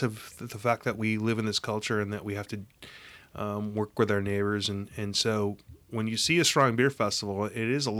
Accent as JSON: {"language": "English", "region": "Midwest", "country": "United States", "moved": "yes", "lives_now": "Arizona, United States", "said": "I'm from the Midwest"}